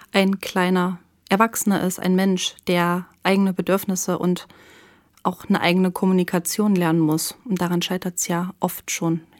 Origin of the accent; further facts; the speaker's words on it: East Frisia, Lower Saxony, Germany; moved away; habe in einer Stadt gewohnt in ah, Ostfriesland.